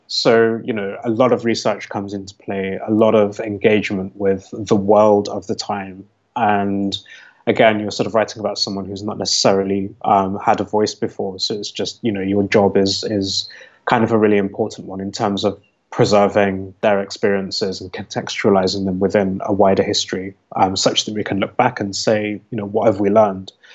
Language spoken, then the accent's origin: English; United Kingdom; I'm speaking as a British person